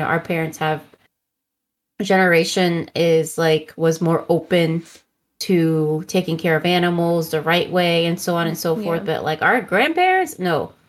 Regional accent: California, United States; I spent most of my time hiking outside of my hometown in the Los Angeles National Forest. I lived with my grandmother in the town of Wrightwood.

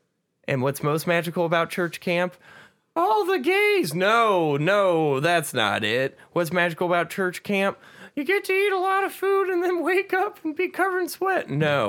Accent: Wales, United Kingdom; we're Welsh, which is like British, but you don't say words right.

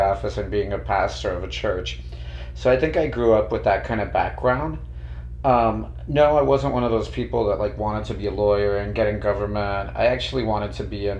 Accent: Miami, Florida, United States; I was born in Doctors Hospital at University of Miami, and I grew up here. So other than high school, I've lived in the county my whole life

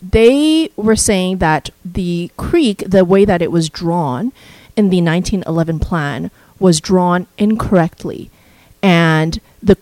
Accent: Kelowna, British Columbia, Canada; My hometown is Kelowna

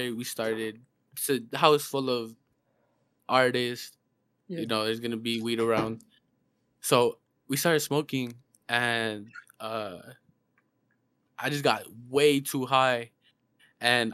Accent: Mexico; now in Arizona, United States; I'm born in Mexico. I was grown and raised there. But I live in Arizona right now.

